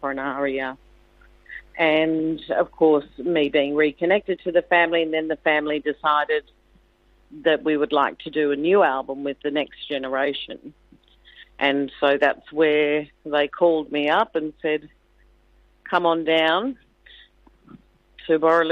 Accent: Gymea, New South Wales, Australia; moved away; I grew up in Cronulla, in the Sutherland Shire, not Cronulla, but Gaimea

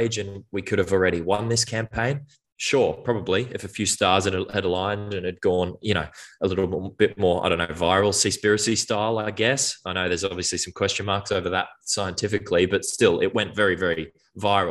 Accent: Brisbane, Queensland, Australia; I grew up in Brisbane, went to the Gold Coast, went to the Sunshine Coast regularly for school

